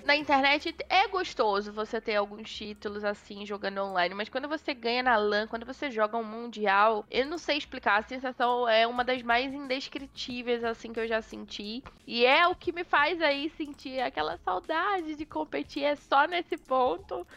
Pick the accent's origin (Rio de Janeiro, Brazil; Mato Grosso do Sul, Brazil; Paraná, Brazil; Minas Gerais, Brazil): Rio de Janeiro, Brazil; Belford Roxo; moved away as an adult; now in São Paulo, Brazil; eu sou da, da Baixada Fluminense uhum. do Rio de Janeiro, eu sou de Belfort Roxo